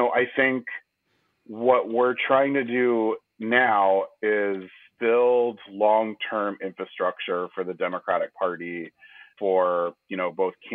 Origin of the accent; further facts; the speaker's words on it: Houston, Texas, United States; growing up in Houston